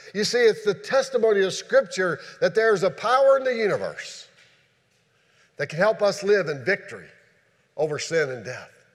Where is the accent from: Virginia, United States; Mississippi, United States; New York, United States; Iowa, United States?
Virginia, United States; Shenandoah Valley; moved away; where I grew up at in the Shenandoah Valley